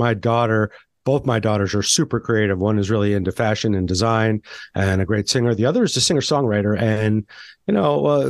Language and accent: English; Santa Fe, New Mexico, United States; I grew up in Santa Fe, New Mexico in the restaurant business, but I was surrounded by a lot of art.